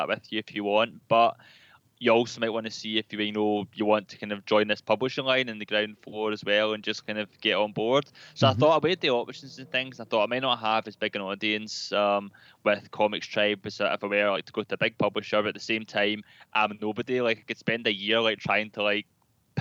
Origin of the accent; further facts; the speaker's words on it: Glasgow, Scotland, United Kingdom; Glasgow, which is closer to home for me, since I'm a Glaswegian.